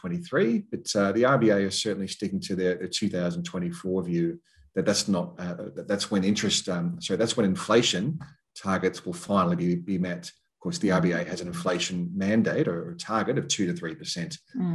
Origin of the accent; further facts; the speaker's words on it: Queensland, Australia; Even though as a Queenslander, I can go out and do some shopping.